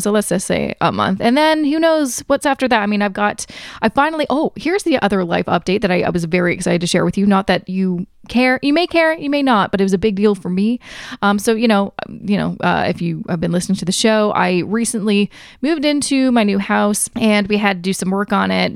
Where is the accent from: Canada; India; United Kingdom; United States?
Canada; I am also Canadian